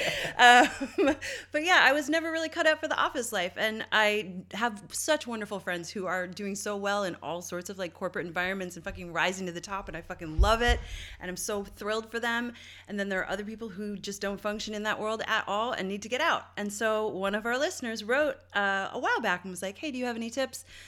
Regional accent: St. John's, Newfoundland and Labrador, Canada; moved away; my hometown, uh, and all the East Coast, but Newfoundland specifically and Saint John's

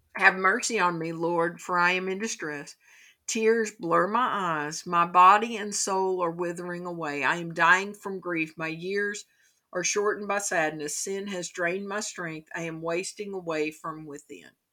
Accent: Kentucky, United States; In my home state of Kentucky

